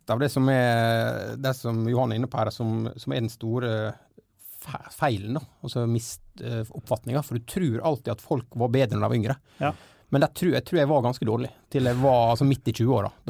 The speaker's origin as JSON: {"language": "Norwegian", "town": "Gjersbakkane", "region": "Møre og Romsdal", "country": "Norway", "said": "Jeg er fra, jeg er fra Gjersbakkane"}